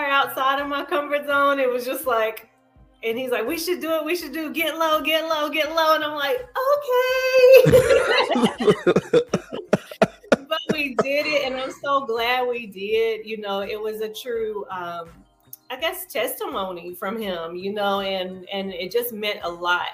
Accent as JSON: {"language": "English", "town": "Madison", "region": "North Carolina", "country": "United States", "tie": "born or raised there", "also_born_or_lived": "Greensboro Triad area", "moved": "yes", "lives_now": "Charlotte, United States", "said": "Madison, North Carolina, my hometown."}